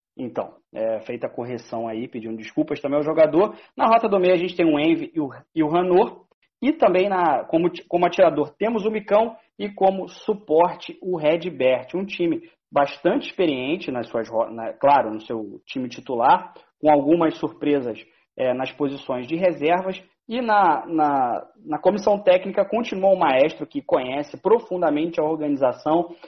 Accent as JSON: {"language": "Portuguese", "region": "interior of Rio de Janeiro", "country": "Brazil", "said": "Eu também é, sou do interior do Brasil também, mas só que no Rio de Janeiro"}